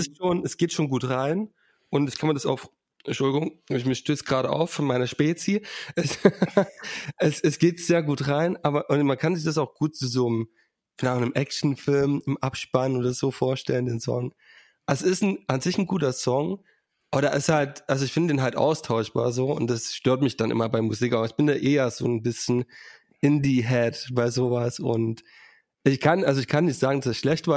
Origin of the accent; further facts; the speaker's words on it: Saxony, Germany; ich komme aus Sachsen